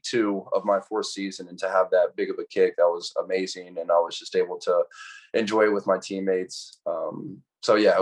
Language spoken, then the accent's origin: English; Atlanta, Georgia, United States; growing up in Atlanta, being able to go to a college 15 minutes from my house